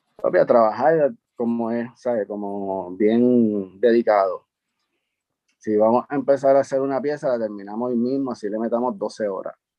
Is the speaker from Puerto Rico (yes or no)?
yes; San Juan, Puerto Rico; also born or lived in Carolina, Puerto Rico; donde me crié en Río Piedra, que fue un caserío que se llamaba López y Caldó